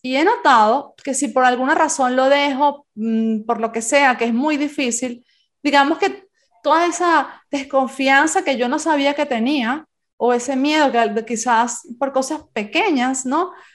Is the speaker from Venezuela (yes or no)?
yes; Venezuela; also born or lived in Spain; now in Santiago de Compostela, Spain; como yo nací en España, pero me crié en Venezuela, Venezuela es mi, mi país de adopción